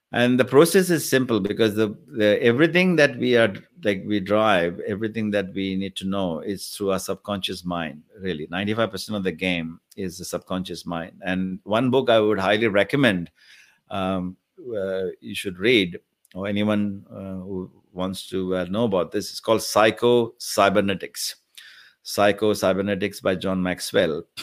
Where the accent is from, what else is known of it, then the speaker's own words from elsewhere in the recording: India; moved away as an adult; now in Australia; I came from India about thirty years ago